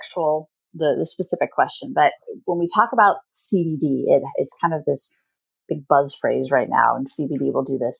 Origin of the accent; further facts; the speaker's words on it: Midwest, United States; moved away as an adult; also born or lived in Oklahoma; now in Pacific Northwest, United States; We grew up in the Midwest, and I went to school there at Oklahoma State University. And then as soon as we graduated, we decided we needed to come up to the Pacific Northwest